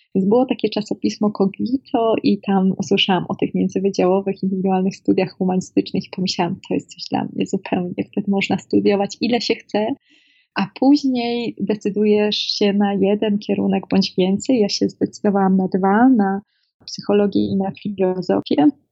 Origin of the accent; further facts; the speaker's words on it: Szczecinek, West Pomeranian Voivodeship, Poland; Ja jestem, pochodzę z małego miasteczka ze Szczecinka, województwie zachodniopomorskim